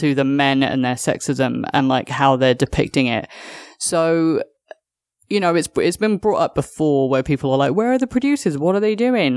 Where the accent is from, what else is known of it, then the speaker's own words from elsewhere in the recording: United Kingdom; as a Brit that grew up on EastEnders